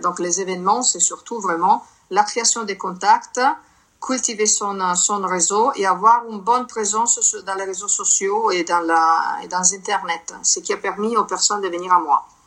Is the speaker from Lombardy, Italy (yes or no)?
yes; Milan, Lombardy, Italy; French is a second language; moved away as an adult; now in France; je suis née en Italie, je suis née à Milan, je suis arrivée en France en 2007